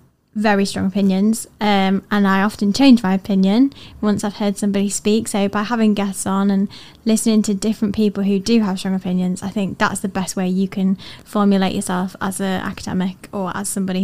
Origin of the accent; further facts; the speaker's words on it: Leeds, Yorkshire and the Humber, United Kingdom; moved away; I'm originally from Leeds.